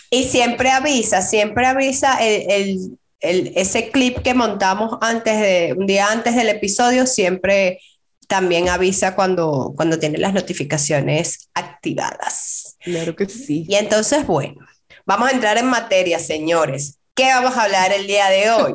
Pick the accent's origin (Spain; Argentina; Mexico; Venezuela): Venezuela; Valencia, Carabobo; moved away as an adult; now in United States; nosotros somos de Valencia, de la ciudad de Valencia, Estado Carabobo